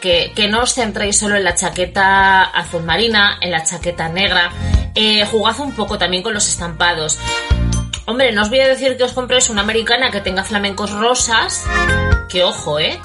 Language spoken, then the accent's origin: Spanish; Bilbao, Basque Country, Spain; now in Port Charlotte, United States; yo soy de Bilbao